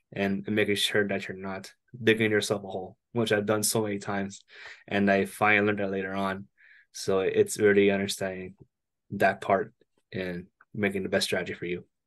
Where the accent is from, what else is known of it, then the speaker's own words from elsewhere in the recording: Toronto, Ontario, Canada; I'm hailing from Toronto, Canada, up at the north border